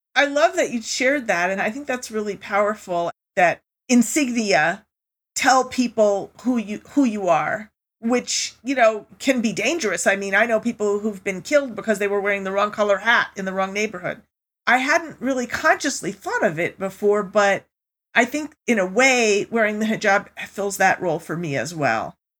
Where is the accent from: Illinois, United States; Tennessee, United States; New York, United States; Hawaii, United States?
New York, United States; also born or lived in Germany / Europe; I grew up most of my life in New York from the age of five on